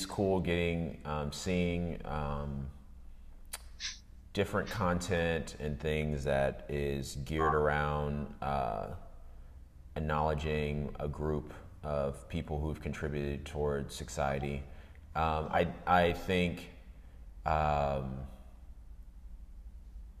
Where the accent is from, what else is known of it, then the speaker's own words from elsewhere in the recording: D.C. area, Northern Virginia, United States; also born or lived in Atlanta, Georgia; I was born in Atlanta, lived, and then my dad's work transferred us to Northern Virginia, D.C. area, all the way up through college